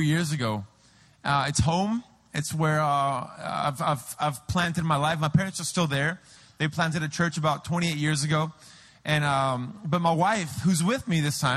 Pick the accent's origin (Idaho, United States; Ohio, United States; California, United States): California, United States; San Diego; now in Peru; I'm from San Diego